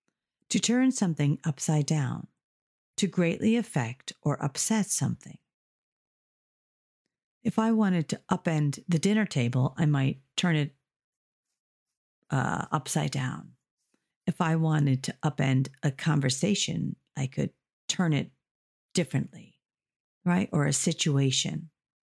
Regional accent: United States; moved away as an adult; now in Ireland; I'm from the United States, but I've been living in Ireland for over 30 years. So sometimes I have a mix of American vocabulary and Irish and or British vocabulary.

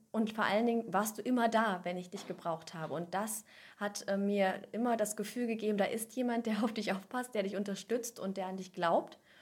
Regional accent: near Göttingen, Lower Saxony, Germany; komme aus der Nähe von Göttingen, also aus Niedersachsen

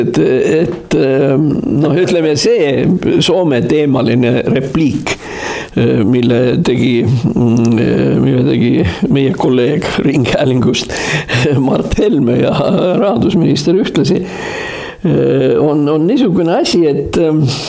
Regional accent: Tartu, Tartu County, Estonia; ma olen sündinud Tartus Hermanni tänaval

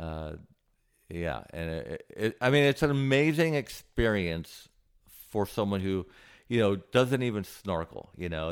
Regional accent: Santa Barbara, California, United States; moved away as an adult; also born or lived in Hawaii / Cayman Islands; now in Cleveland, United States; I grew up in Santa Barbara, California

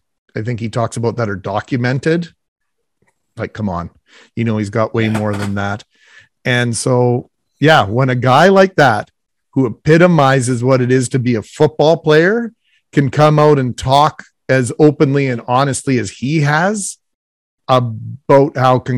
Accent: Texas, United States; We didn't play football when we were kids. We played a game called Kill the Guy with the Football. Growing up in Texas.

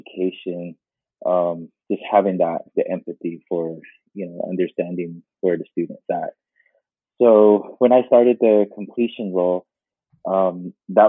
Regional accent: United States; moved away; I was born and raised on the Navajo Reservation.

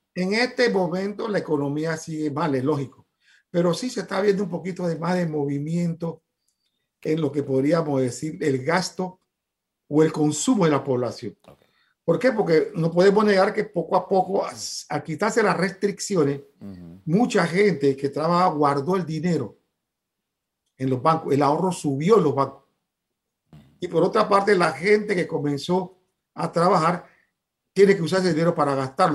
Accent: Panama; como panameños

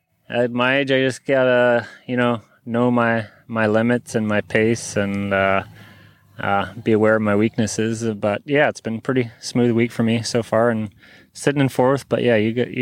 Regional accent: Comox Valley, British Columbia, Canada; I grew up in the Comox Valley

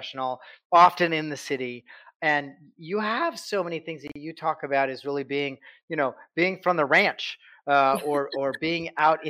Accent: Douglas, Wyoming, United States; from Douglas, Wyoming.

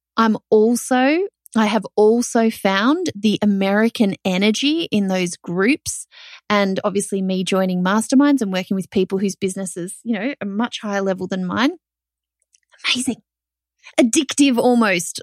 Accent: Australia; as an Australian

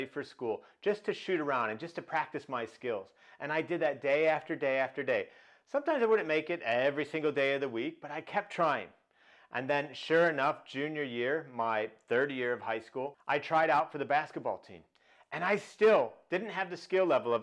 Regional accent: Chicago, Illinois, United States; I grew up in Chicago

